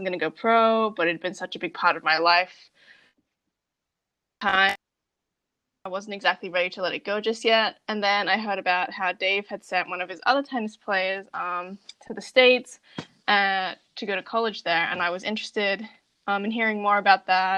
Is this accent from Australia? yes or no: yes; Brisbane, Queensland, Australia; moved away; I'm from Brisbane, Australia